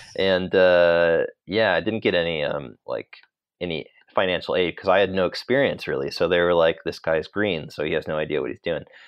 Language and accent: English; Sacramento, California, United States; moved away as an adult; also born or lived in Los Angeles, United States; now in London, United Kingdom; I grew up in Sacramento, in California